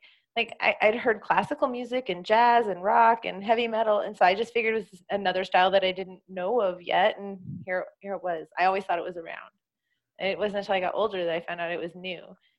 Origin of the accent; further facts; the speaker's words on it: Oakland, California, United States; moved away; So, and I was from the Bay Area. I was from East Oakland, and I was raised there in the 80s and 90s, well, late 70s and 80s and 90s.